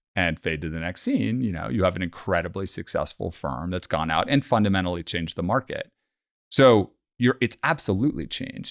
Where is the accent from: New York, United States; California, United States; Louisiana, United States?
California, United States; Bay Area; also born or lived in London; growing up in the Bay Area